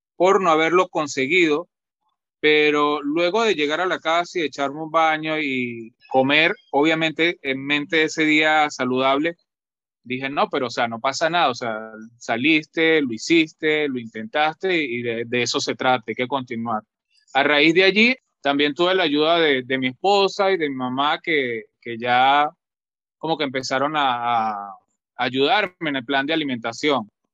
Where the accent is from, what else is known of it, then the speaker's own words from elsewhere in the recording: La Grita, Táchira, Venezuela; now in Lima, Peru; yo soy eh, nacido en un pueblo de un pueblo llamado La Grita que pertenece a los Andes de Venezuela